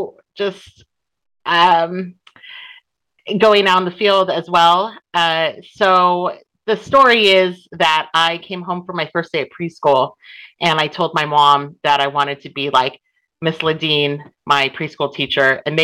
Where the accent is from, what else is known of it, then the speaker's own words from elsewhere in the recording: Southern California, United States; moved away as an adult; now in Lebanon; I was born and raised in Southern California to an Asian American family. We're Filipino American.